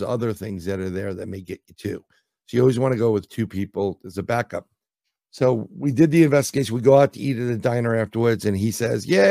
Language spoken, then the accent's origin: English; New York City, New York, United States; I'm from New York City